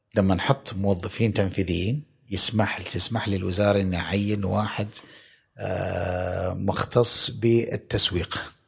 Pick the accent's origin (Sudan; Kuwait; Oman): Oman; عندنا في عمان